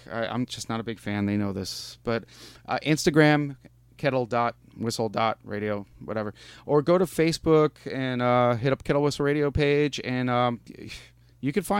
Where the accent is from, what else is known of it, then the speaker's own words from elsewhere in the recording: New York, United States; I'm from New York